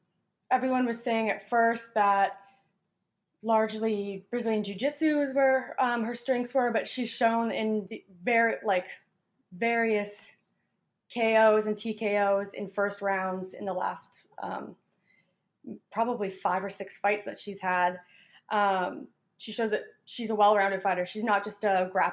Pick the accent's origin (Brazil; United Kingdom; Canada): Canada; I come from Canada where I've done some form of martial arts for most of my life